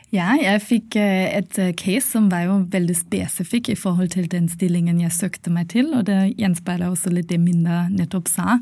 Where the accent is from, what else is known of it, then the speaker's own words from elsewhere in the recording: Germany; Norwegian is a second language; moved away as an adult; also born or lived in Poland; now in Norway; jeg er opprinnelig fra Tyskland og har kommet til Norge i forbindelse med studiene mine.